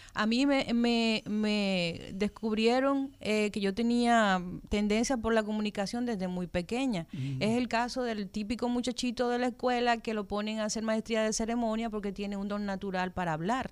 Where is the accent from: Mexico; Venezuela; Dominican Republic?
Dominican Republic; nosotros como dominicanos